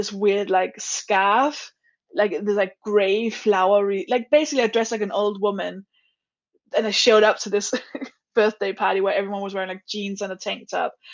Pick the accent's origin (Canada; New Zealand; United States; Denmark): Denmark; now in United Kingdom; I'm from Denmark